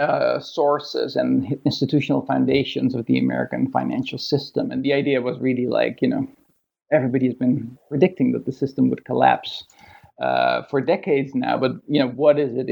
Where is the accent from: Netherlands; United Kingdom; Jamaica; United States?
Netherlands; moved away as an adult; also born or lived in Toronto, Canada; now in Sydney, Australia; I grew up in Holland.